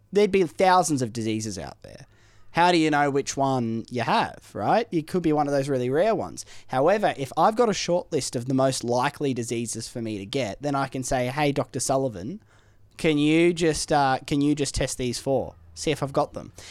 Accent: Ireland; You know I'm from Ireland.

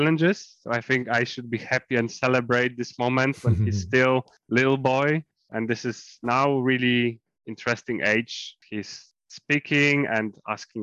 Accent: north-eastern Poland, Warmian-Masurian Voivodeship, Poland; my hometown, which is in northern East Poland, and this is the area of Thousand Lakes

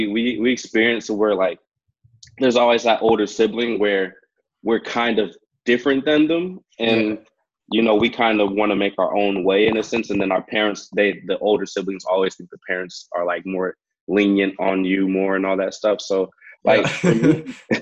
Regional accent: Hayward, California, United States; now in Vancouver, Canada; I grew up in Hayward, California

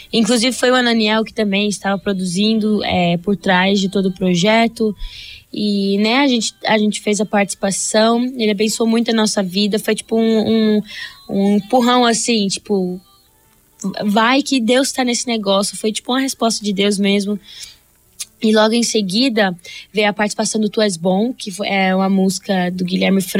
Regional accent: New Jersey, United States; eu nasci em New Jersey. É, minha vida toda cresci no mesmo estado, é, mesma cidade.

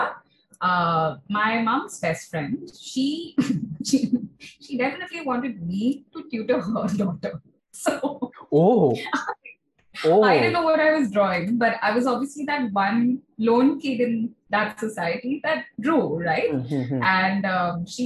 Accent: Kolkata, West Bengal, India; also born or lived in Shahapur; growing up in Kolkata

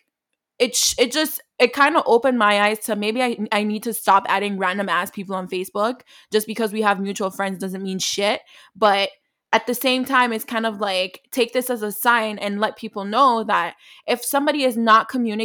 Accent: New York, United States; now in Canada; I'm not originally from Canada. Like, I was raised in New York

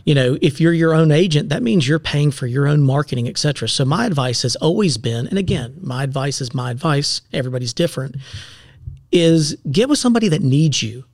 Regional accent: Seneca, South Carolina, United States; also born or lived in Clemson, South Carolina / Greenville, South Carolina; I'm born and raised in Seneca.

